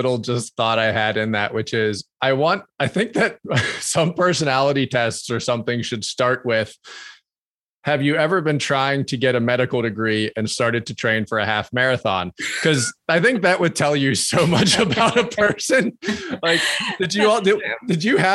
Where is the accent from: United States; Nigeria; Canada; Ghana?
United States; Pennsylvania; I grew up in Pennsylvania